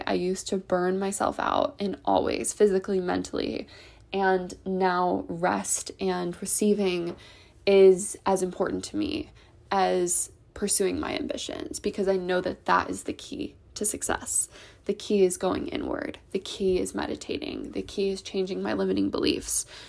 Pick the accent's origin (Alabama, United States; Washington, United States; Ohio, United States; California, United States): Ohio, United States; I grew up in the Midwest, in Ohio